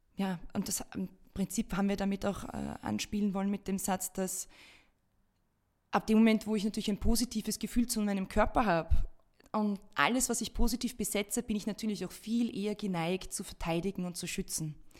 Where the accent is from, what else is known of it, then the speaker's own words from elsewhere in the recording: Austria; bei uns in Österreich